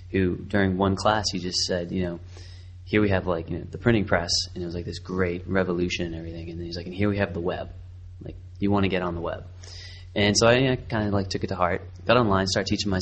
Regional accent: Boston, Massachusetts, United States; also born or lived in Savannah, Georgia; now in Baltimore, United States; Currently, I live in Baltimore, Maryland. I'm originally from Boston

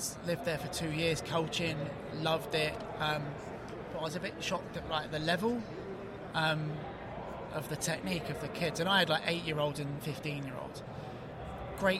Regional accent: England, United Kingdom; moved away as an adult; also born or lived in New York; now in United States; I brought up in England

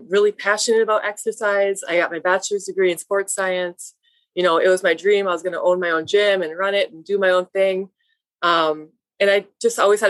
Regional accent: Baraga, Michigan, United States; I grew up here in Berga, I grew up on the reservation with my mom.

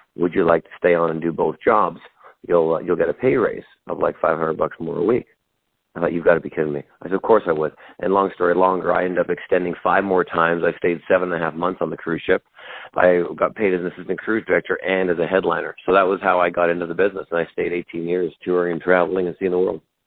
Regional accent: Vancouver, British Columbia, Canada; moved away as an adult; now in United States; I am originally from Vancouver, Canada. I am Canadian, and I'm now an American citizen as well.

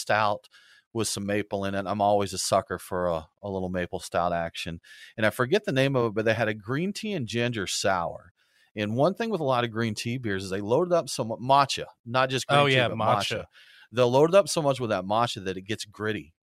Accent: Norfolk, Nebraska, United States; now in Marietta, United States; I grew up in Nebraska

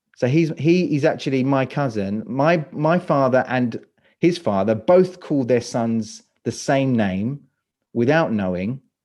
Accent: London, United Kingdom; moved away as an adult; now in Croatia; I live in Croatia. I'm from London. So, uh, U K is, is my, is my native

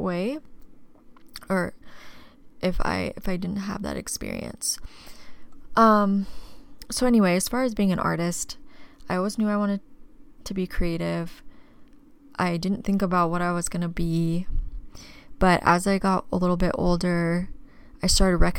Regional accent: Tempe, Arizona, United States; also born or lived in Kansas; I was raised here in Arizona, born in Tempe, but I spent my summers in my mom's hometown in Kansas

